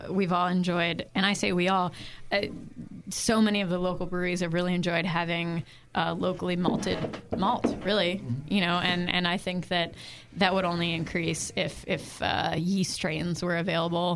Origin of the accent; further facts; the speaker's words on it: East Coast, United States; moved away as an adult; also born or lived in Midwest; now in San Francisco Bay Area, United States; So I grew up on the East Coast, and my dad has a brewery in Maryland and has for 20 years.